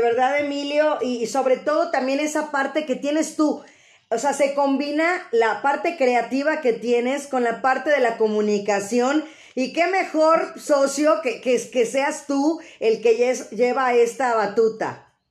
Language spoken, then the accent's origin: Spanish; Mexico; sentirnos nosotros como mexicanos